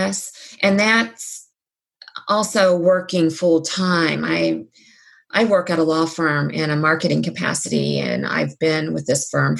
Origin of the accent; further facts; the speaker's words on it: Cincinnati, Ohio, United States; When I was born in Cincinnati, I was the fifth generation